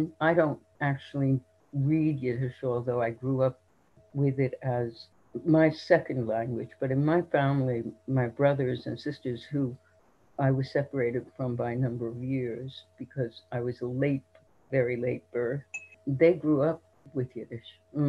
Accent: New York City, New York, United States; also born or lived in England; because that's where everyone grew up. And because of growing up in Brownsville, we were immersed in an immigrant culture that was, in a sense, Orthodox

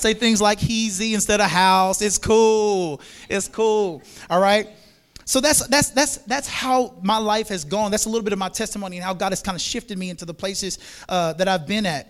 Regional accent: Monroe, Louisiana, United States; moved away as an adult; also born or lived in Florida / South Florida; That was the first time I've ever lived out of the state. I'm from Monroe, Louisiana

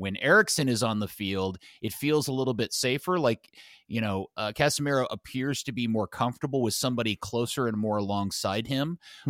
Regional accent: Texas, United States; Since I'm from Texas and I love me some Tex-Mex.

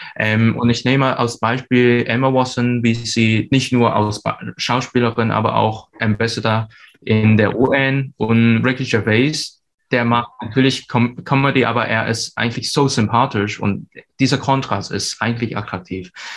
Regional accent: Hong Kong; German is a second language; moved away as an adult; now in Hamburg, Germany; ich bin ursprünglich aus Hongkong

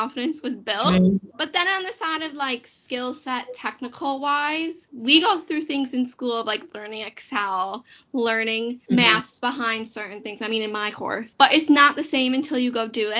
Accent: United States; now in United Kingdom; I am American. I didn't grow up here.

